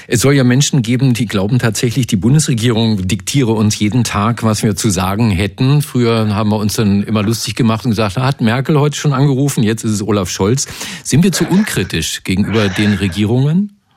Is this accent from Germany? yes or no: yes; Brandenburg, Germany; bei uns in Brandenburg